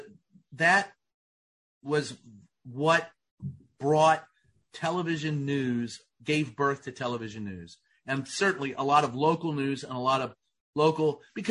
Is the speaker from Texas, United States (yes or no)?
no; Louisville, Kentucky, United States; my hometown of Louisville, Kentucky